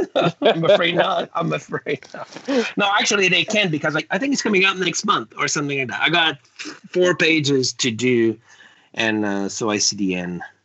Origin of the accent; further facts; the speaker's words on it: Canada; English is a second language; being French Canadian